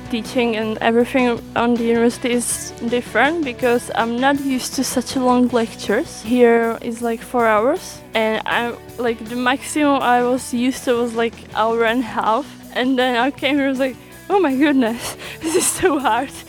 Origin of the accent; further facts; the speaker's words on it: Czechia; English is a second language; now in Slovenia; I'm from Czech Republic and I'm studying public administration and social policy and I'm 23 years old.